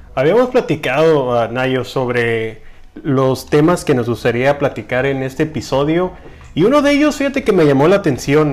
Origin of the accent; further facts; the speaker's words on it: Mexico; como mexicano